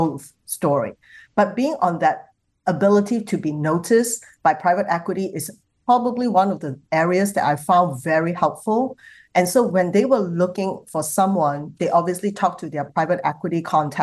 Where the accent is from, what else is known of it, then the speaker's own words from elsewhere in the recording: Singapore; I come from Singapore